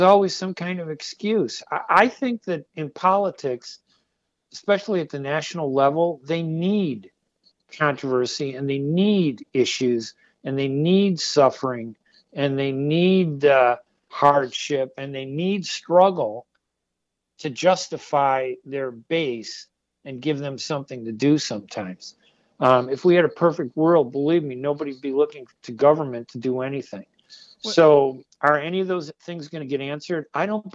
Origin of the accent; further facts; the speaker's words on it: United States; also born or lived in Middle East; I'm Middle Eastern and I'm American, very proud to be American.